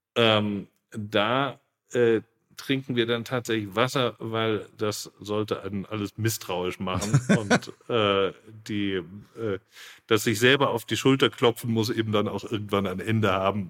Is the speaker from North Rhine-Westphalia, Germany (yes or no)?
no; Munich, Bavaria, Germany; ich bin im Münchner Norden geboren mhm. und aufgewachsen